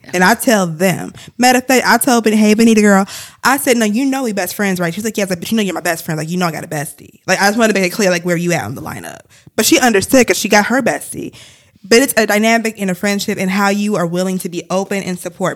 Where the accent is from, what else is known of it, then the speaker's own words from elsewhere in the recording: Ann Arbor, Michigan, United States; my hometown where I grew up